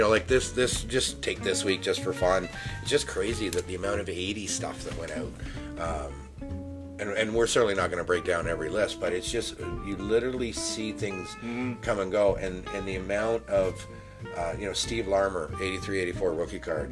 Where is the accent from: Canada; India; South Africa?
Canada; just outside of Toronto, Ontario; I grew up just outside of Toronto